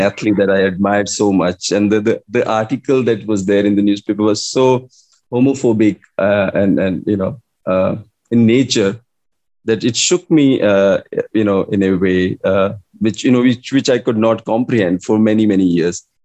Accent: India; English is a second language; also born or lived in Delhi / Iowa City; me being an Indian

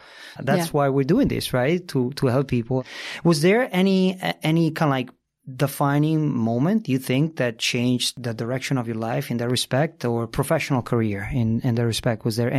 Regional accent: Italy; but I can tell you where I'm from. I grew up in Italy

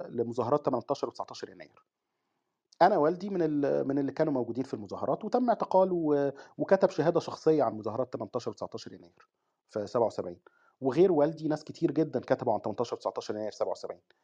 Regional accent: Egypt; احنا عندنا في مصر

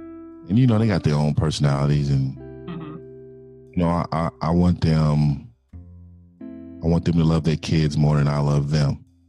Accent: San Francisco, California, United States; San Francisco, California.

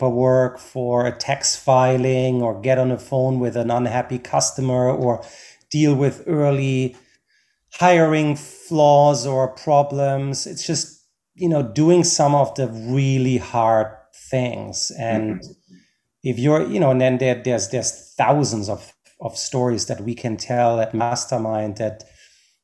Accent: Germany; now in United States; I'm originally from Germany

